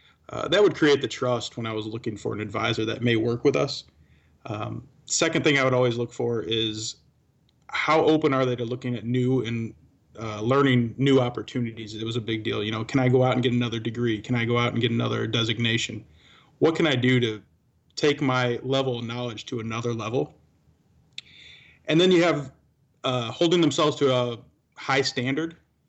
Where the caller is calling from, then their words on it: Wood Dale, Illinois, United States; You know what? I'm at my home today, so I'm from Wooddale, Illinois today.